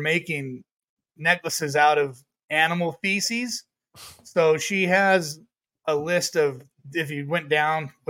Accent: United States; I'm from America

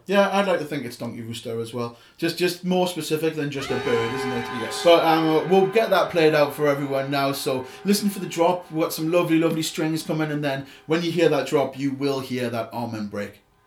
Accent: Newcastle upon Tyne, North East England, United Kingdom; accent: Geordie; I am proper Geordie

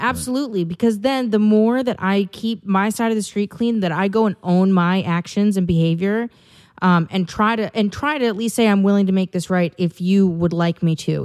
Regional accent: Wisconsin, United States; moved away as an adult; now in California, United States; I have not been back to my home state of Wisconsin, uh, since I moved

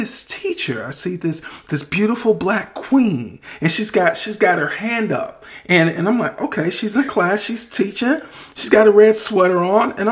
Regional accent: Wisconsin, United States; moved away; I got a lot of family in Facebook because I'm from Wisconsin

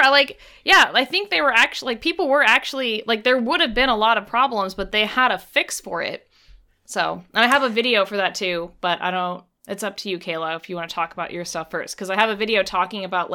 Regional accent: California, United States; I grew up in California.

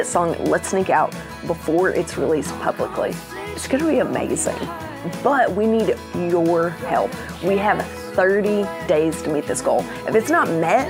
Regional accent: the South, United States; accent: Southern; I have a Southern accent

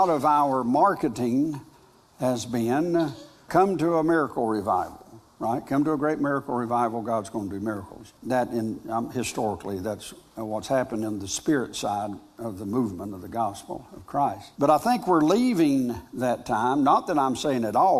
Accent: North Carolina, United States; I'm a farmer from North Carolina

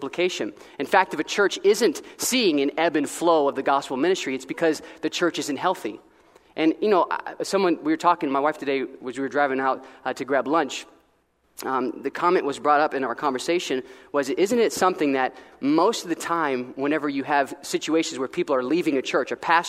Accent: Florida, United States; moved away as an adult; now in Columbus, Ohio, United States; I grew up in Florida, and about a 40-minute drive from the Daytona Beach, Florida.

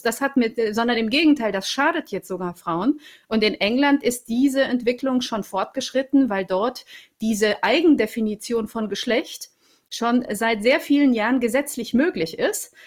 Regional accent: Romania; moved away; ich komme aus Rumänien

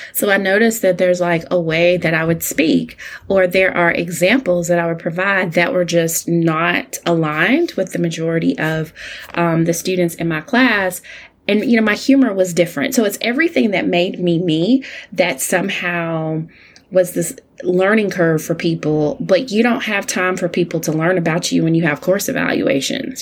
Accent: Alabama, United States; as an only child, growing up in Alabama to older parents

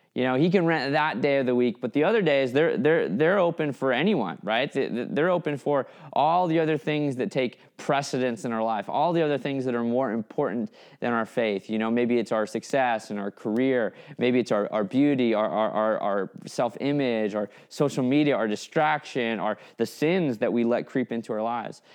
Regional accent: Fairbanks, Alaska, United States; I grew up in Fairbanks, Alaska, which is hundreds of miles from the nearest shore

